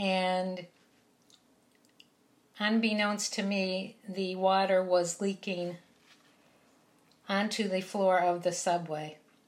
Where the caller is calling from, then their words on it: New York City, New York, United States; I'm reporting from New York City.